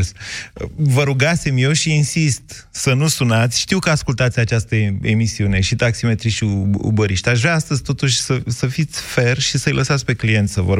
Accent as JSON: {"language": "Romanian", "town": "Drobeta-Turnu Severin", "region": "Mehedinți County", "country": "Romania", "said": "eu sunt un băiat de la Severin și pot fi și politicos, pot fi și tare în gură."}